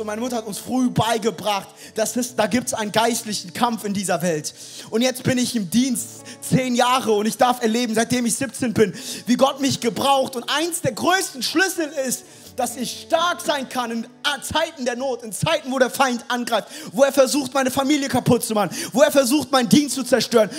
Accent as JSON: {"language": "German", "town": "Frankfurt", "region": "Hesse", "country": "Germany", "tie": "born or raised there", "said": "ich bin in Frankfurt groß geworden, ich bin direkt aus der Hood"}